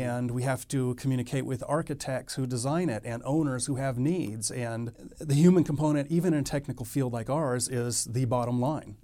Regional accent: Texas, United States; moved away as an adult; also born or lived in Fallon, Nevada; now in Reno, United States; I grew up mostly in Texas

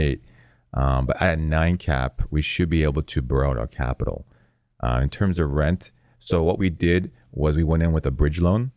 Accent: Toronto, Ontario, Canada; moved away as an adult; now in California, United States; born and raised in Toronto

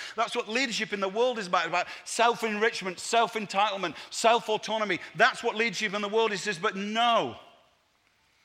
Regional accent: Leeds, Yorkshire and the Humber, United Kingdom; moved away; also born or lived in Manchester; I was born in Leeds, and Naomi and I planted a church in Manchester's inner city

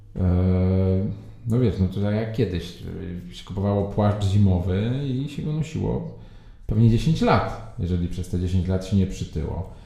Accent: Warsaw, Masovian Voivodeship, Poland; ja jestem z Warszawy, to od razu zaznaczam, od dziecka z Mokotowa, obecnie mieszkam w Saskiej Kępie

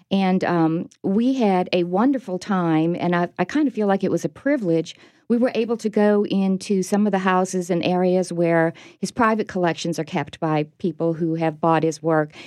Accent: New Orleans, Louisiana, United States; my hometown

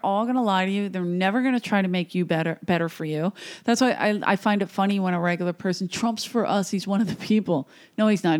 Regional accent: Philadelphia, Pennsylvania, United States; moved away as an adult; I came from Philly, South Philly

